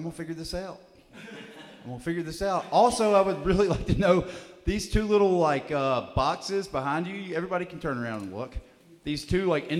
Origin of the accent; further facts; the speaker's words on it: Alabama, United States; I'm from Alabama